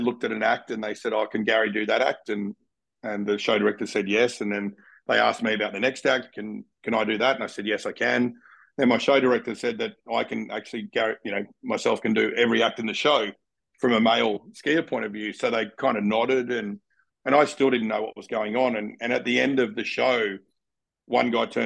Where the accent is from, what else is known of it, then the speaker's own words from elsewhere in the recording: Canberra, Australian Capital Territory, Australia; moved away; I grew up in Canberra